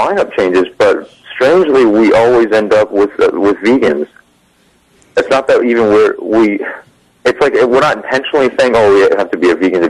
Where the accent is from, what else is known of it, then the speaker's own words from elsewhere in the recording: California, United States; I was a transplant from California.